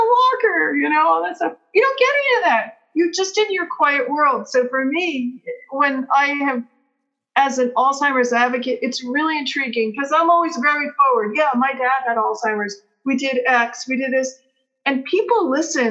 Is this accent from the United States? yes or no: yes; United States; also born or lived in Peru; coming back to America